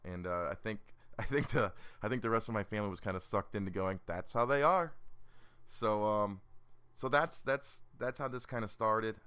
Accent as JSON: {"language": "English", "region": "Illinois", "country": "United States", "also_born_or_lived": "Georgia", "moved": "yes", "lives_now": "Atlanta, United States", "said": "I'm originally from Illinois and I, I live in, in Georgia now, just outside of Atlanta"}